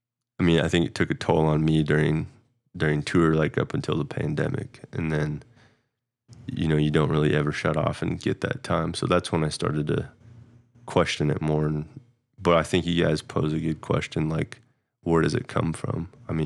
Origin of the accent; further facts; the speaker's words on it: Midwest, United States; Maybe it was the way we were raised in the Midwest